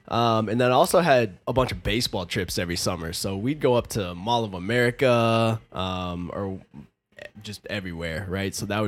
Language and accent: English; Midwest, United States; now in Arizona, United States; Growing up in the Midwest.